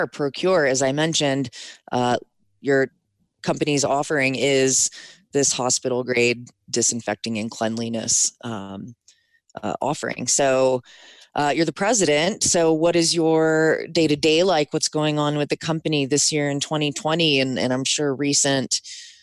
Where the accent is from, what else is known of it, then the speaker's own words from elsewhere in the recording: Maryland, United States; I'm from Maryland, which has an Amish community.